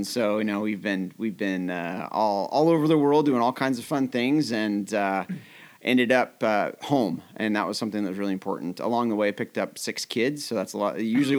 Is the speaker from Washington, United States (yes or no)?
yes; Mount Vernon, Washington, United States; also born or lived in Idaho / Brazil; I grew up in Mount Vernon on the hill, and I went to Mount Vernon High School